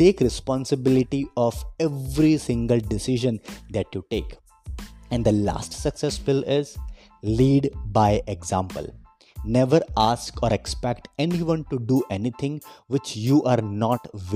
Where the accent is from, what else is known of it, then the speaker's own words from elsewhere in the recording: Vadodara, Gujarat, India; I am from Vadodara, Gujarat